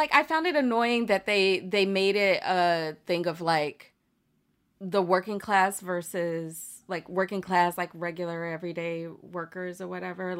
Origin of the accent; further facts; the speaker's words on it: the American South, United States; as a Southerner